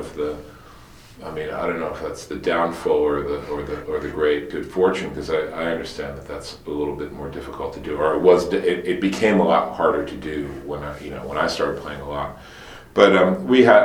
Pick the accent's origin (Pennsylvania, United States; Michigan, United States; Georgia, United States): Pennsylvania, United States; Bryn Mawr; also born or lived in New York; I was born outside of Philadelphia in Bryn Mawr, western suburbs, and kind of spent most of my childhood out there.